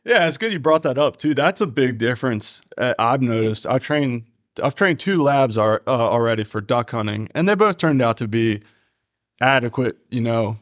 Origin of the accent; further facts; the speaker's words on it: Taneytown, Maryland, United States; I'm from Tawny Town as well